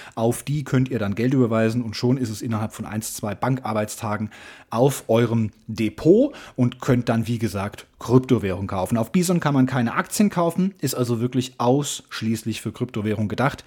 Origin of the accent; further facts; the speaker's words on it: Hesse, Germany; ich bin Hesse, lebe in Hessen